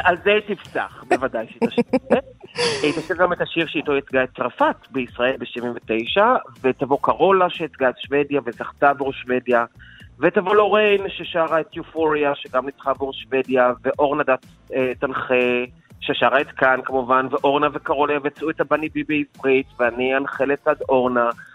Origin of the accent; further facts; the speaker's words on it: Israel; אנחנו כישראלים